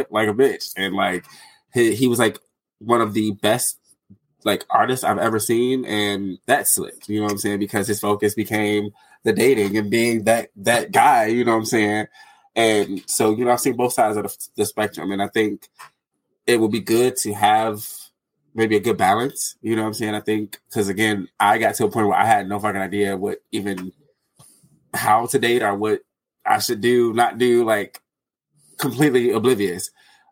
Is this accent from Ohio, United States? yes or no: no; Detroit, Michigan, United States; now in Arizona, United States; I'm from Detroit. Like that's where I grew up. I'm in Arizona now